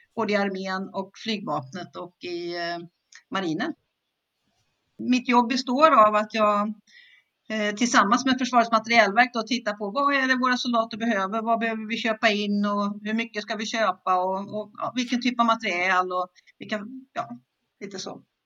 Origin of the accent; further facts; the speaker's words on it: Skövde, Västra Götaland, Sweden; jag är född och uppvuxen i Skövde i Västergötland